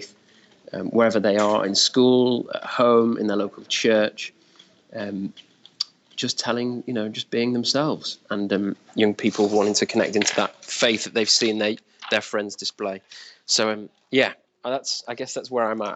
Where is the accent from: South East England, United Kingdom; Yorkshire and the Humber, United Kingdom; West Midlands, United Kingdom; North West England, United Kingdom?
North West England, United Kingdom; Wigan; also born or lived in York; now in London, United Kingdom; I'm from Wigan, which is in between Manchester and Liverpool. I'm currently living in London.